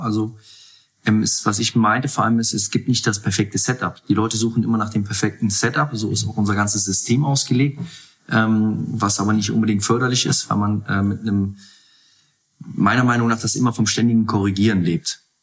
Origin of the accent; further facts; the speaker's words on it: Mönchengladbach, North Rhine-Westphalia, Germany; moved away as an adult; also born or lived in Munich; now in Hamburg, Germany; gebürtig aus Mönchengladbach, dort die Jugend durchlaufen